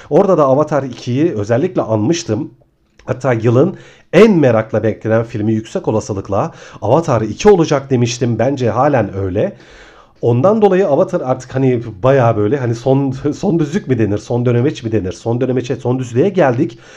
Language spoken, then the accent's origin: Turkish; Ayvalık, Balıkesir, Turkey; now in Istanbul, Turkey; Hani benim için önemine ben aslında Ayvalıklıyım. 11 yıl kadar önce İstanbul'a taşındım.